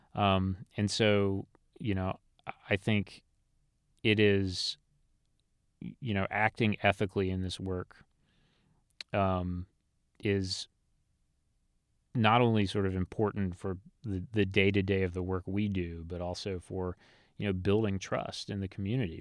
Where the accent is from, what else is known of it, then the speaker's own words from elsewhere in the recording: Elizabeth City, North Carolina, United States; I'm a North Carolina native. I was born in Elizabeth City, North Carolina